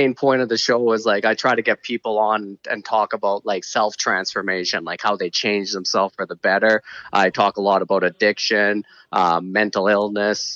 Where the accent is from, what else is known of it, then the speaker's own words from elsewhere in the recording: Calgary, Alberta, Canada; I'm from Calgary